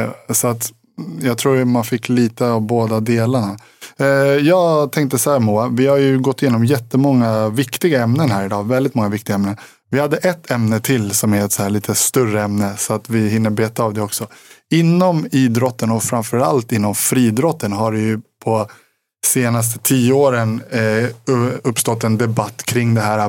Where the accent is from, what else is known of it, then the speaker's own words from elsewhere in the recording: Sweden; som svensk